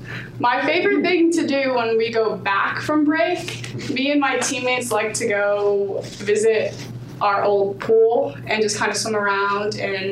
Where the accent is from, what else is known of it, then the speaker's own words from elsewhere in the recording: Burbank, California, United States; moved away; I'm from Burbank, California. I'm a junior here at King, so I've been here for about 2.5 years now.